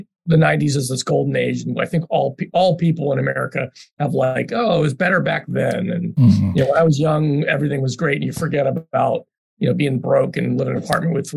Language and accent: English; Philadelphia, Pennsylvania, United States; now in Chicago, United States; I grew up in Philly